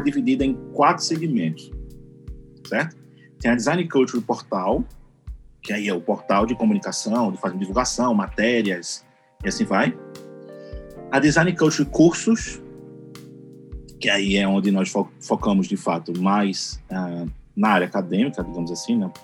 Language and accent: Portuguese; Recife, Pernambuco, Brazil; eu sou aqui de Recife